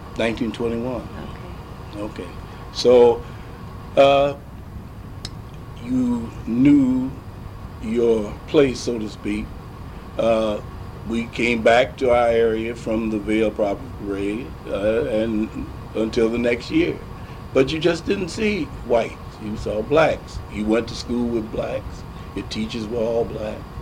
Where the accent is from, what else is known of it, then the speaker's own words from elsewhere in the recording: St. Louis, Missouri, United States; growing up in St. Louis as a black youngster